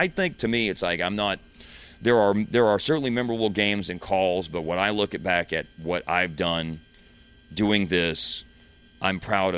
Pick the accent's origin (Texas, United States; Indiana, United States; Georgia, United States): Texas, United States; Justin; also born or lived in Louisville; You know, I grew up in Louisville and then spent a lot of my years living in Justin, which is a town of 1,500 people. And I used to say the word 10, like the number 10, like that.